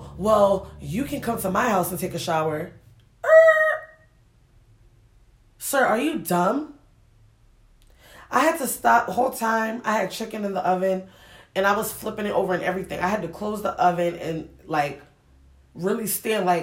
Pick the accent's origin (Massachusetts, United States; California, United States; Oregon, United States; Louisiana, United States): Massachusetts, United States; Springfield; also born or lived in Ghana; I grew up in Springfield, Mass.